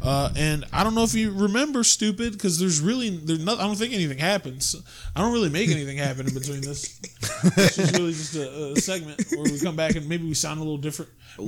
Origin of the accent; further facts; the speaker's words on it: Ohio, United States; I'm from Ohio, we are tougher than nails.